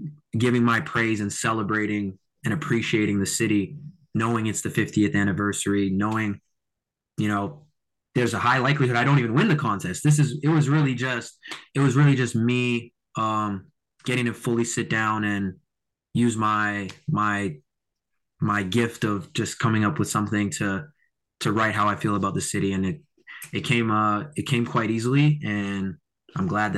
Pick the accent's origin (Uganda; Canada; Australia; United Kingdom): Canada; Mississauga, Ontario; born and raised in Mississauga